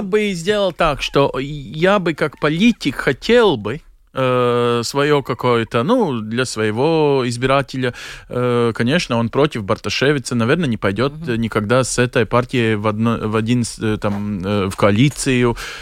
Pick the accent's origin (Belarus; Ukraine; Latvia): Latvia; moved away as an adult; also born or lived in Belgium; как латыш